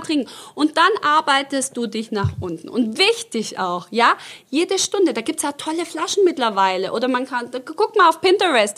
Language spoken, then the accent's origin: German; Stuttgart, Baden-Württemberg, Germany; accent: Swabian; also born or lived in Croatia; Ich rede ja total mit als Schwabe